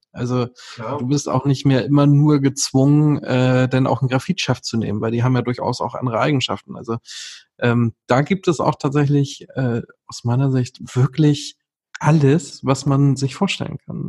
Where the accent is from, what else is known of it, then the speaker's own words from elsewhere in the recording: Northern Germany, Germany; als Norddeutscher